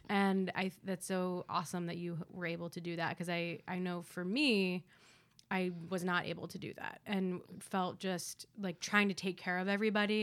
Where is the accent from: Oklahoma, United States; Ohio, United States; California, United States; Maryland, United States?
Ohio, United States; Columbus; now in New York City, United States; I come home to you know this very white Jewish suburb in Columbus, Ohio